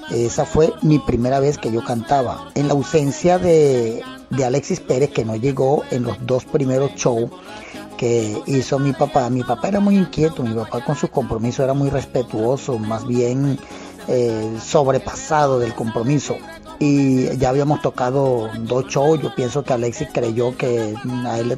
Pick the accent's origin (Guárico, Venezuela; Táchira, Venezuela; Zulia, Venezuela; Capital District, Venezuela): Guárico, Venezuela; Calabozo; Soy nativo de Calabozo, estado Guárico.